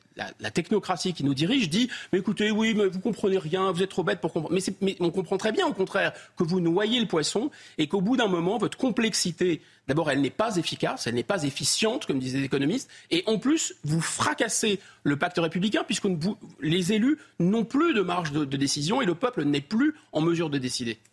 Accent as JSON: {"language": "French", "country": "France", "said": "je suis français"}